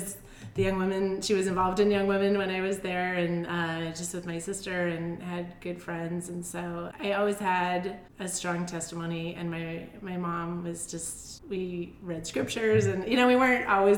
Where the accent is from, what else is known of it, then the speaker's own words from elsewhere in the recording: Helena, Montana, United States; moved away; also born or lived in Idaho Falls, Idaho; pretty much I spent my whole life growing up in Montana, specifically in Helena, Montana.